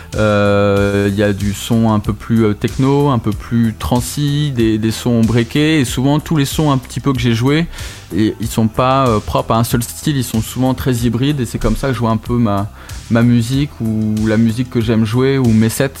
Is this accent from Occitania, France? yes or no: yes; Toulouse, Occitania, France; on vient tous de Toulouse